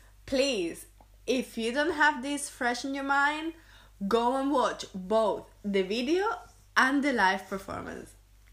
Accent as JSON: {"language": "English", "town": "Seville", "region": "Andalusia", "country": "Spain", "tie": "born or raised there"}